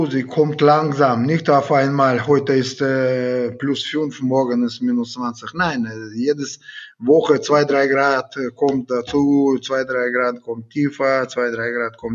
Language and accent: German; Siberia, Russia; German is a second language; now in Germany; Ich bin eigentlich aus Sibirien gekommen und.